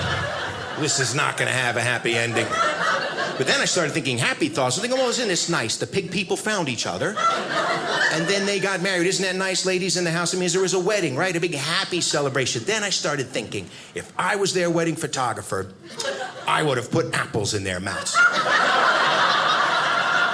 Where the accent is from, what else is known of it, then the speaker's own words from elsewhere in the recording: United States; I'm an American